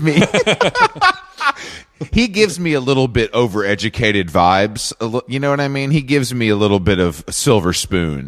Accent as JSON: {"language": "English", "town": "Atlanta", "region": "Georgia", "country": "United States", "tie": "born or raised there", "moved": "as an adult", "said": "I'm from Atlanta, born and raised. So I lived there till I was like 24, 25"}